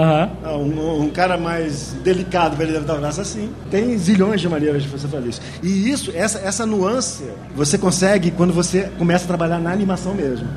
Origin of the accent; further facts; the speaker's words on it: Rio de Janeiro, Brazil; eu sou do Rio